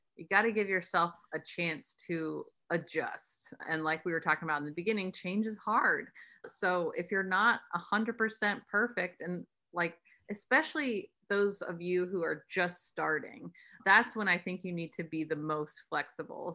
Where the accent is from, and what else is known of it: United States